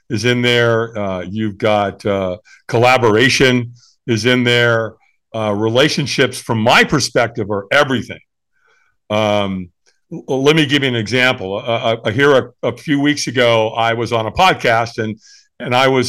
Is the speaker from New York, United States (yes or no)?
no; Southern California, United States; I grew up in Southern California